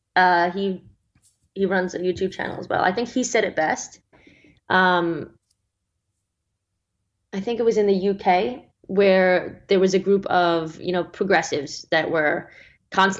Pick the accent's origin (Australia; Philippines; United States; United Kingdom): Australia; my home country of Australia